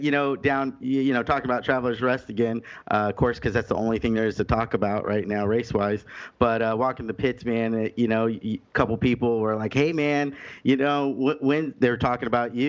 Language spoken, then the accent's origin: English; California, United States; moved away; also born or lived in East Coast; I'm from California.